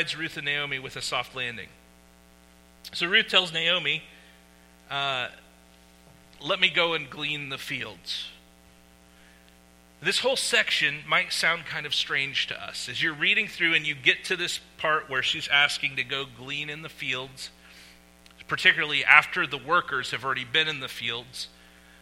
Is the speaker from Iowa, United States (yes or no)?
yes; Winterset, Iowa, United States; moved away; I grew up in Winterset, Iowa